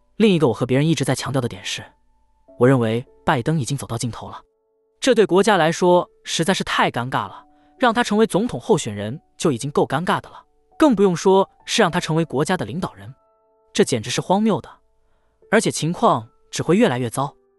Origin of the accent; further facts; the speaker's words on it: United States; 我们作为美国人